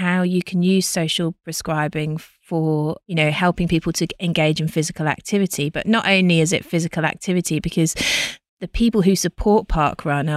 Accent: England, United Kingdom; now in Australia; I'm from England and UK

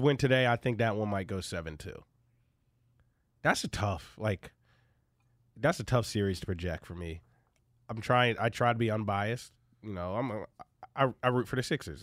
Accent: Philadelphia, Pennsylvania, United States; moved away; In Philadelphia, my, my hometown.

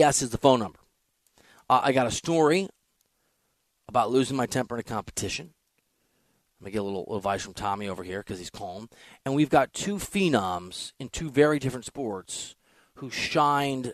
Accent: Iowa, United States; born or raised there; moved away

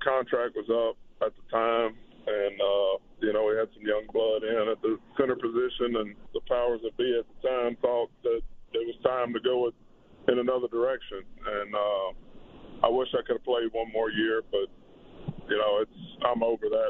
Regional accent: Louisiana, United States; my hometown or home state Saints, which everybody that I grew up with watched

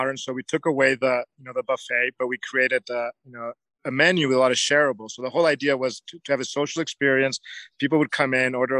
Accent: Mexico; I was born and raised in Mexico

